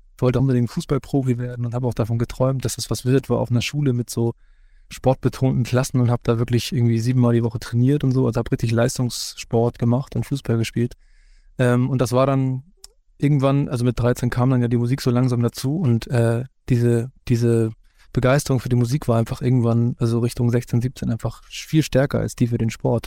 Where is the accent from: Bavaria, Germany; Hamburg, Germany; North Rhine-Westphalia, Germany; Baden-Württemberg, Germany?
Hamburg, Germany; selbst als gebürtiger Hamburger